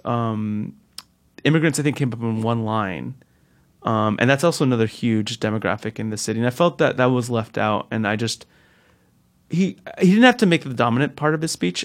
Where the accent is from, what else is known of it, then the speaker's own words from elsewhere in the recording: Newark, New Jersey, United States; the house I grew up in in Newark